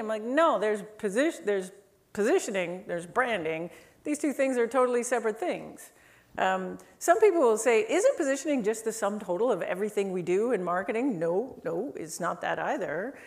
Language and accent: English; Canada; I'm Canadian.